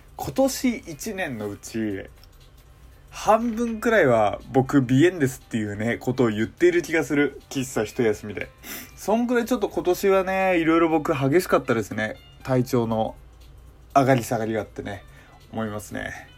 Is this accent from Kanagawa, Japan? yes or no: no; Hokkaido, Japan; 僕自身がその北海道出身っていうのもあって